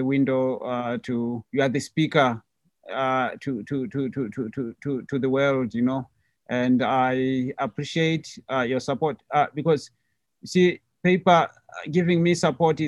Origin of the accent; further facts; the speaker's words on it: Botswana; I paint and live in Botswana. This is my, excuse me, that's my home country